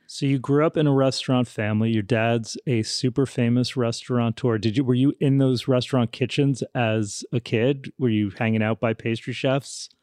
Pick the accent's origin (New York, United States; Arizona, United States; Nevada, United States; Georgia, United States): New York, United States; Larchmont; I grew up in Larchmont, New York